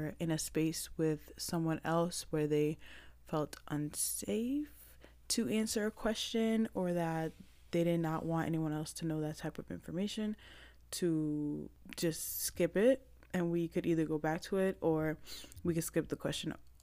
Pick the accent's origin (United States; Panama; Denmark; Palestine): Panama; I'm Black. I'm Panamanian. I was born in Panama.